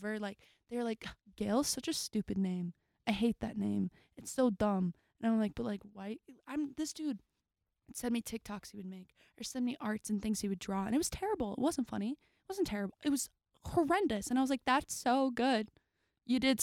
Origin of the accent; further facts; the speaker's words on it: Dallas, Texas, United States; now in Nashville, United States; I'm actually from Texas